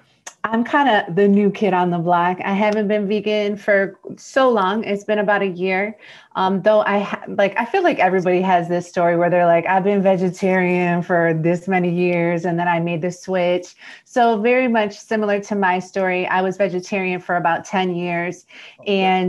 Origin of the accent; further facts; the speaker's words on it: Detroit, Michigan, United States; I'm from Detroit, Michigan.